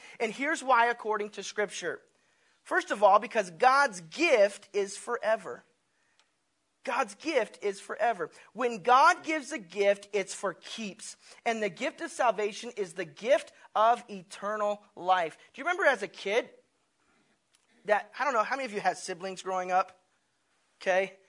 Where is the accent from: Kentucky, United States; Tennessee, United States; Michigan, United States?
Tennessee, United States; being a kid and growing up in Tennessee